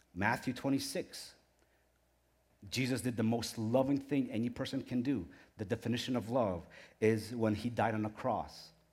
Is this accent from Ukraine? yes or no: yes; Ukraine; moved away; I was born in Ukraine